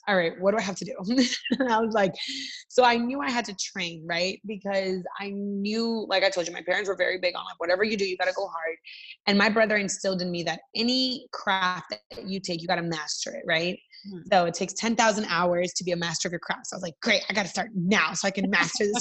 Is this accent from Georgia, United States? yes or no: yes; Atlanta, Georgia, United States; English is a second language; also born or lived in Miami; we moved to Atlanta and I grew up in Atlanta